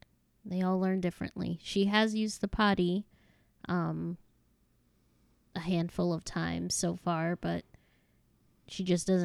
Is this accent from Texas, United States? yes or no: no; Chicago, Illinois, United States; born there; now in North Carolina, United States; Well, I was born in Chicago, Illinois. It didn't get as hot as Arizona, but it was pretty humid.